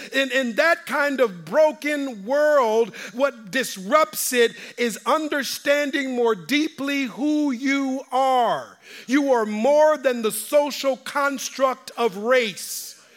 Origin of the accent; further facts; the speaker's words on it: Minneapolis, Minnesota, United States; I'm from Minneapolis. I graduated from North High School